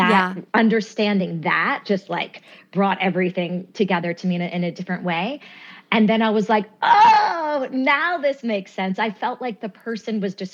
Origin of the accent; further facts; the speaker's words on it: New York, United States; also born or lived in Winston-Salem, North Carolina; I was actually born in Brooklyn, New York